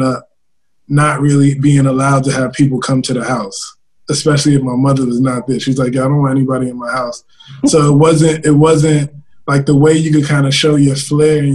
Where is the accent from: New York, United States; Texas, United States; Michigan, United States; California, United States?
New York, United States; New York City; also born or lived in Harlem; I'm almost as much from Harlem as I am from the Bronx